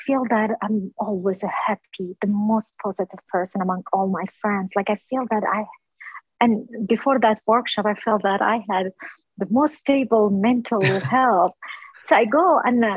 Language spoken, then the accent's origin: English; Erbil, Kurdistan Region, Iraq; moved away as an adult; now in Virginia, United States; I'm originally from Kurdistan, from the city of Erbil, which is the capital of the southern Kurdistan